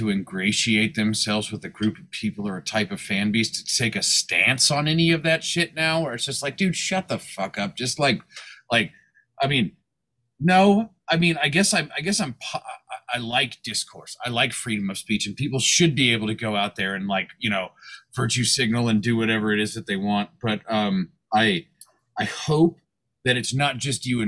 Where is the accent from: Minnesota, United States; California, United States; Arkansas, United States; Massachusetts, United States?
California, United States; Fresno; growing up in the Fresno, California area and everything like that, where I grew up